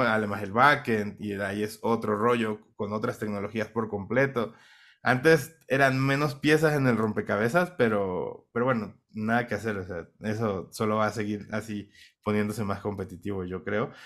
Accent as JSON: {"language": "Spanish", "town": "Minatitlán", "region": "Veracruz", "country": "Mexico", "tie": "born or raised there", "accent": "Mexican", "moved": "yes", "lives_now": "Bogotá, Colombia", "said": "nacido en México, soy de Minatitlán, Veracruz, una ciudad pues relativamente pequeña"}